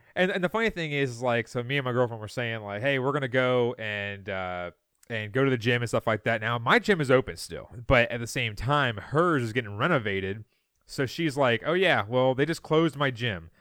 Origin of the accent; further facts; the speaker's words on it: Loudoun County, Virginia, United States; I grew up in Loudoun County.